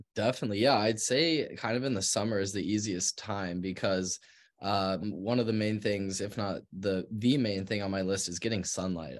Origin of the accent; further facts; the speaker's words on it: Park City, Utah, United States; was born and raised in Park City, Utah